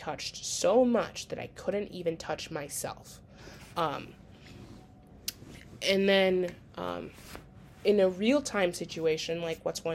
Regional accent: Minnesota, United States; accent: Minnesota; moved away; my accent from Minnesota

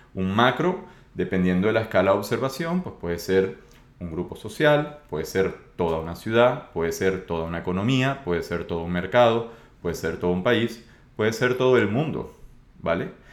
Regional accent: Venezuela; yo soy de Venezuela

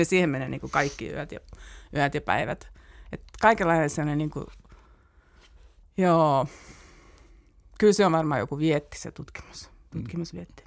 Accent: Turku, Southwest Finland, Finland; moved away as an adult; now in Helsinki, Finland; mä olen siellä syntynyt ja siellä koulut käyneestä tulin tänne opiskelemaan

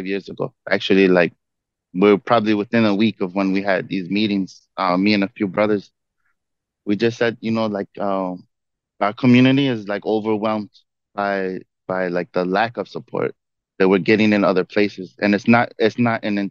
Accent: Chicago, Illinois, United States; I grew up in Rogers Park, which is very diverse

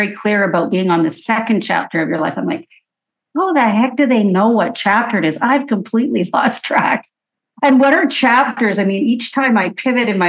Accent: Edmonton, Alberta, Canada; now in Vancouver, Canada; I'm born and raised in Edmonton, Alberta, moved to Vancouver quickly

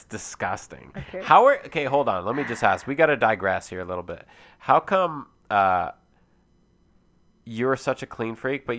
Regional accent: Alberta, Canada; Oh, I'm from Alberta, baby.

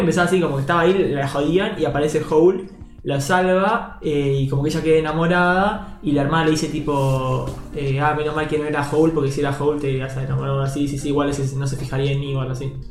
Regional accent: Argentina

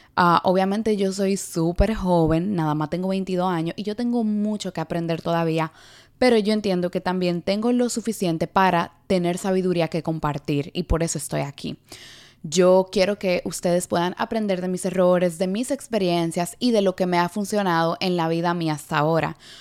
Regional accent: Dominican Republic; also born or lived in New York City, United States; now in New York, United States; una neoyorquina criada en la República Dominicana y actualmente residente de la ciudad de Nueva York

